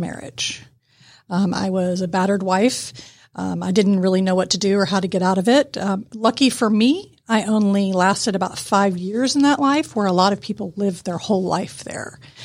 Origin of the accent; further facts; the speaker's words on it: Atlanta, Georgia, United States; I grew up in East Cobb